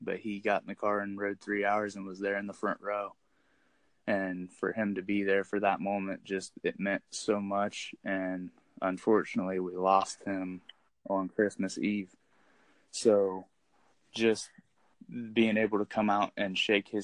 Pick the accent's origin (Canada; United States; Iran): United States; Circleville, Ohio